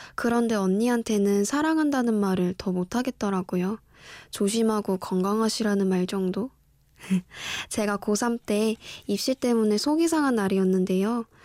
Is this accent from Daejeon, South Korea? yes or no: yes; Daejeon, South Korea; moved away; 지극히 평범한 대전에서 올라왔고요